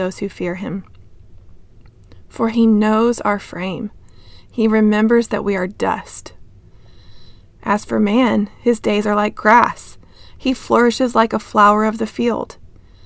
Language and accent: English; Texas, United States; now in Des Moines, United States; I'm a Texan